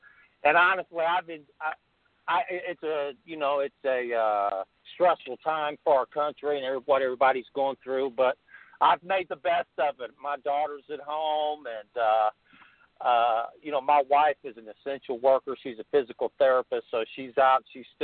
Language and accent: English; Indiana, United States; moved away; also born or lived in Kentucky; I was from Indiana